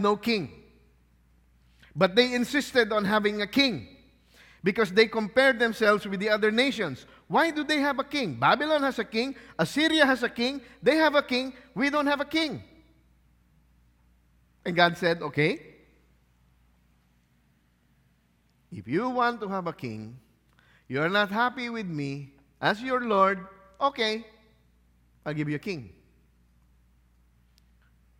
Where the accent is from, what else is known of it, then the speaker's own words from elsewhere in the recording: Philippines; I'm Filipino